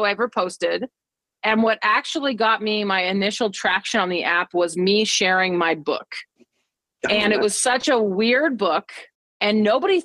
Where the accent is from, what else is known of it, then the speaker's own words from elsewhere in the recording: Boulder, Colorado, United States; moved away; I grew up in Boulder, Colorado, where the only water is like a reservoir.